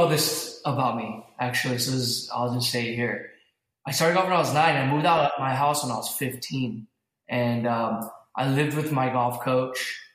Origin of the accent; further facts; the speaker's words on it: Los Angeles, California, United States; also born or lived in Burbank, California; I grew up in the Valley. I grew up in Northridge, and right now, currently, I live in Burbank, California.